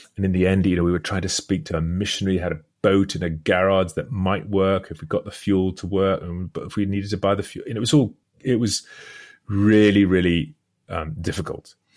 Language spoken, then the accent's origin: English; United Kingdom; speaking as a British person